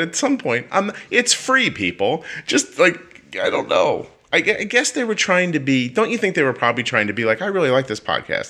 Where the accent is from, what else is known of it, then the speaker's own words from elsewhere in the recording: Northeast, United States; because I am chatty and we are from the Northeast, Kelly. I start talking, I get faster as I'm speaking.